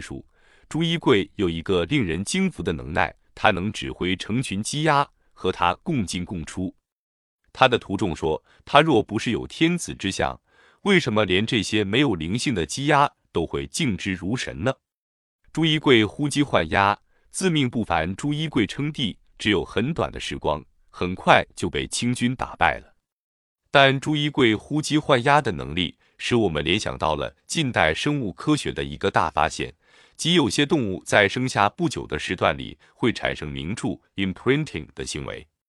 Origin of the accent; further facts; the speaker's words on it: Qishan, Kaohsiung, Taiwan; 我的家乡是高雄县的岐山镇，离镇外不远的内门乡